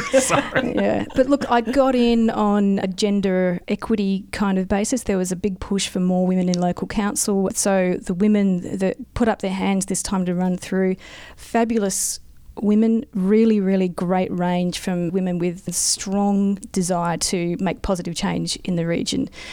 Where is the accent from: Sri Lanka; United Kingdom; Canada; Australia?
Australia; South Australia; moved away as an adult; now in Mildura, Australia; I grew up in in South Australia, moved away and became a geologist